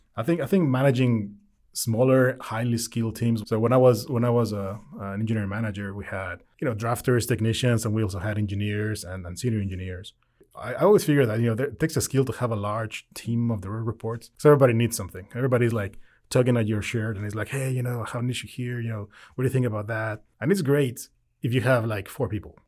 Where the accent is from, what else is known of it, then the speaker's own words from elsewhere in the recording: Querétaro, Mexico; English is a second language; moved away as an adult; now in United States; I'm originally from Mexico. I was born there. Um, we moved to the U S in February of twenty twelve.